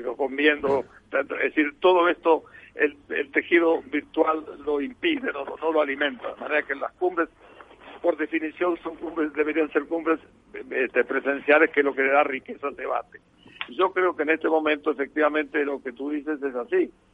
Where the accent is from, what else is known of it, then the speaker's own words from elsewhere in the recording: Uruguay; also born or lived in Asturias, Spain; nací en Asturias y soy uruguayo